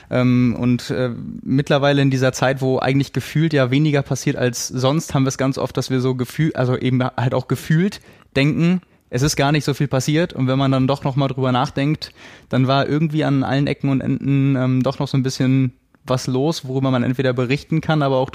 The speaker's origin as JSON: {"language": "German", "region": "Bremen", "country": "Germany", "said": "Ich bin Bremer"}